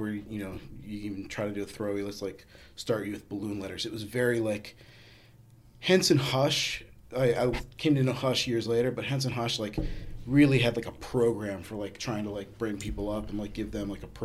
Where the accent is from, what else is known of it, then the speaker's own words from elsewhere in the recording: New Jersey, United States; now in New York, United States; Originally, I grew up in New Jersey, moved to New York in 1997